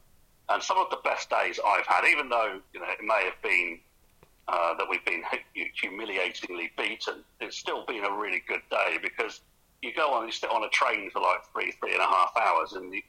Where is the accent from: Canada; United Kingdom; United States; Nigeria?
United Kingdom; Reading, South East England; Even though I'm born and bred in Reading, I've lived all over because my dad was in the RAF.